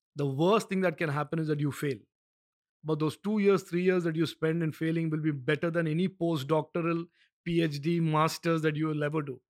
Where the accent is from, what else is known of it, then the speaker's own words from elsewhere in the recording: India; as an Indian